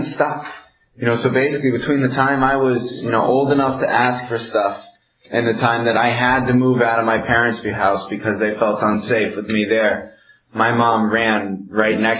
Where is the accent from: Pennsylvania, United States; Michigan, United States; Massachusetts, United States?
Massachusetts, United States; Amherst; also born or lived in Belchertown, Massachusetts; I grew up in Amherst, Mass. That's where I'm from. Well, I'm from Belchertown. It's right next to Amherst